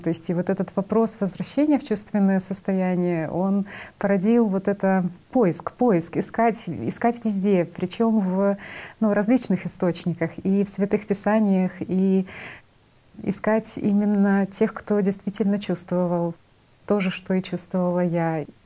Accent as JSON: {"language": "Russian", "country": "Belarus", "said": "Я сама из Белоруссии"}